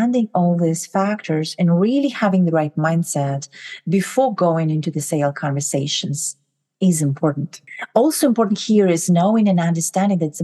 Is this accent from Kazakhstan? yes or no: yes; Kazakhstan; moved away as an adult; now in United States; I'm originally from Kazakhstan. I moved to the US about 20 years ago.